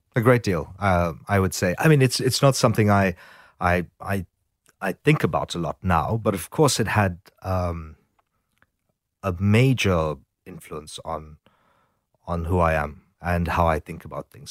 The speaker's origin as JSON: {"language": "English", "country": "South Africa", "tie": "born or raised there", "moved": "yes", "lives_now": "Sydney, Australia", "said": "growing up in South Africa"}